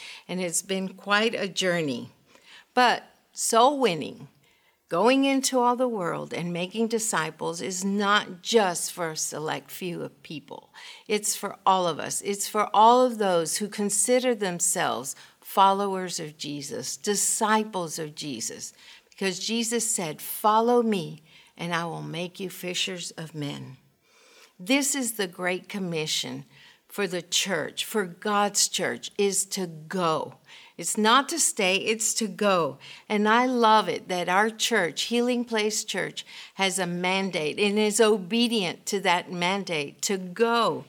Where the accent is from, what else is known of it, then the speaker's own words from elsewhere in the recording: Honduras; born there; I was born in Honduras, Central America, and my father was an international lawyer. He spoke five languages, and my mother said that we were gypsies because we moved every 3 or 4 years.